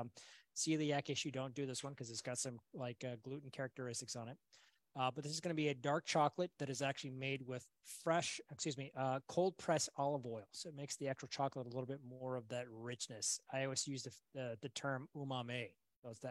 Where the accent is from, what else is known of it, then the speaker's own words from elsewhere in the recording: United States; being an American, raised in America